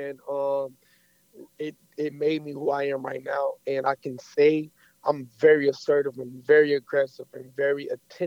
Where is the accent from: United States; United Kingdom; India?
United States; Orlando, Florida; also born or lived in Miami; a lot of my experience in my life came from Orlando, Florida